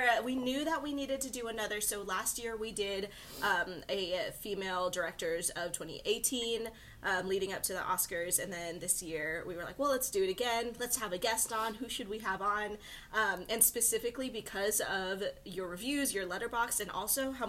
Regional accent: Arkansas, United States; also born or lived in Philippines; now in Los Angeles, United States; We're both from Arkansas.

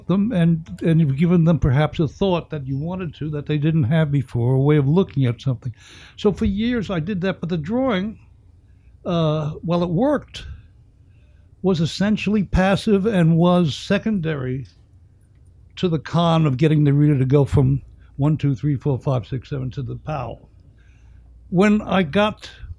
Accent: New York City, New York, United States; also born or lived in the Hamptons; I was a kid growing up in the Bronx during the Great Depression

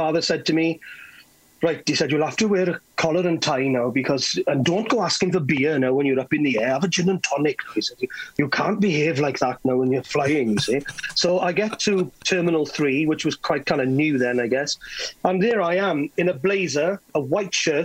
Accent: Carmarthen, Wales, United Kingdom; I'm from Carmarthen

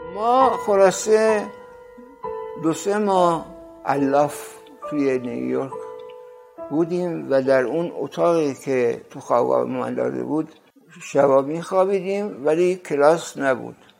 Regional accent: Rasht, Gilan, Iran; moved away; also born or lived in Tehran / New York; در سال 1318 در رشت به دنیا اومدم یک شب برفی بود

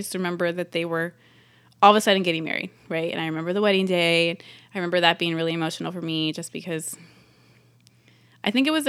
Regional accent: California, United States; I grew up in the San Francisco, like, East Bay, and I'm the second daughter of three, so I'm the middle child.

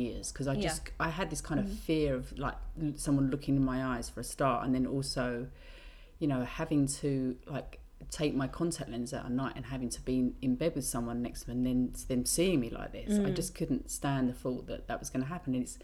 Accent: England, United Kingdom; being British

